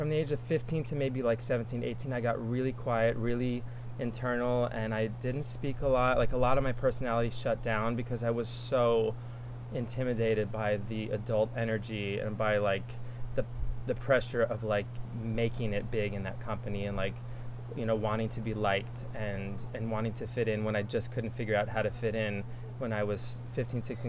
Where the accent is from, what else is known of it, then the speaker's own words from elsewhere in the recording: Long Island, New York, United States; I'm from Long Island, New York. Grew up about an hour and a half outside of the city.